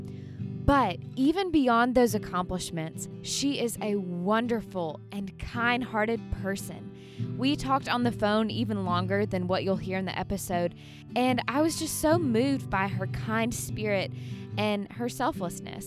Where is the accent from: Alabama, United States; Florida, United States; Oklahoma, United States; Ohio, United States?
Alabama, United States; Birmingham; moved away as an adult; now in Franklin, United States; I grew up in Birmingham, Alabama, and then I moved here about 3 years ago.